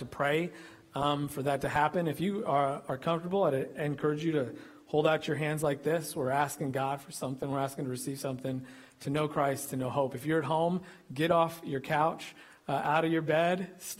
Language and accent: English; Illinois, United States; also born or lived in Kentucky; now in Texas, United States; This boy from Illinois